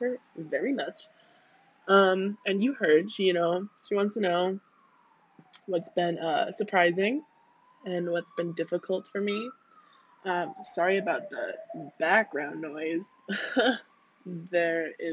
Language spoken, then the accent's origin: English; United States; moved away as an adult; I'm from the US